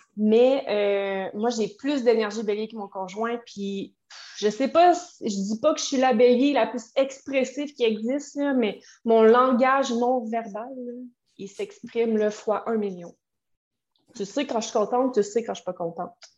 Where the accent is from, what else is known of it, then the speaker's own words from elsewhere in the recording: Quebec City, Quebec, Canada; moi, je viens de Québec